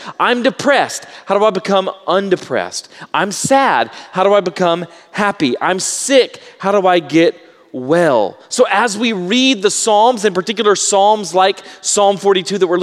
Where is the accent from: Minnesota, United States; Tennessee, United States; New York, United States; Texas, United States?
Texas, United States; Baytown; I grew up in Baytown, Texas, which is on a bay